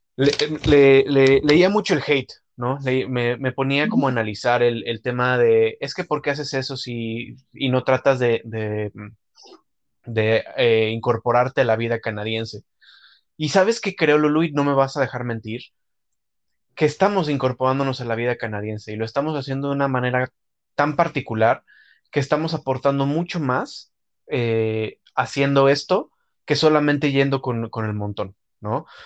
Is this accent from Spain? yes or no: no; Mexico; como mexicano